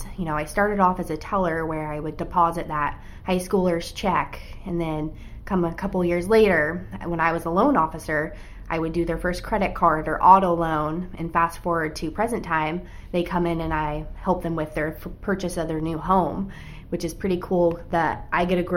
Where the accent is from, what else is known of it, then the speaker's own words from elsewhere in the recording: Napa area, California, United States; I grew up in Swenson, and I graduated from Napa High School